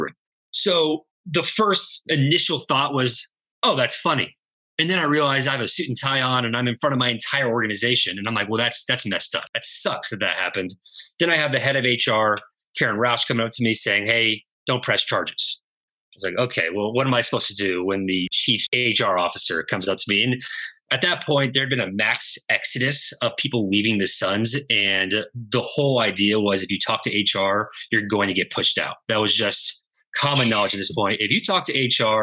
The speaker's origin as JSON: {"language": "English", "town": "Dallas", "region": "Texas", "country": "United States", "tie": "born or raised there", "also_born_or_lived": "Tucson, Arizona / Phoenix, Arizona", "moved": "as an adult", "said": "born and raised in Dallas, went to school in Tucson"}